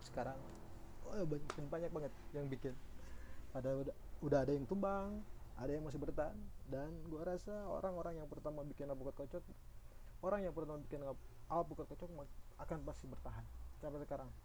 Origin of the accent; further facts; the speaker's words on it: Cianjur, West Java, Indonesia; born there; gue bakal cerita tentang kota kelahiran gua, kota yang sangat gue cintai ini yang ribuan orang juga gue yakin orang-orang Cianjur suka dengan kota Cianjur ini